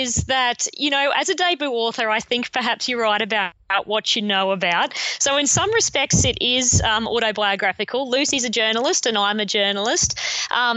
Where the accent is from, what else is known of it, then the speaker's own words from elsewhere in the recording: Rockhampton, Queensland, Australia; now in Brisbane, Australia; I grew up in Rockhampton, a regional town in central Queensland